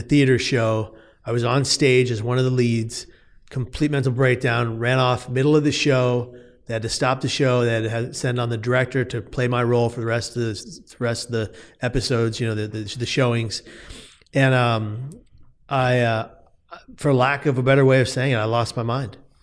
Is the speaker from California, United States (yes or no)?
yes; San Francisco, California, United States; moved away as an adult; now in Atlanta, United States; I'm from San Francisco, lived there the first thirty-four years of my life, and then seven years ago, my wife up and moved out to Atlanta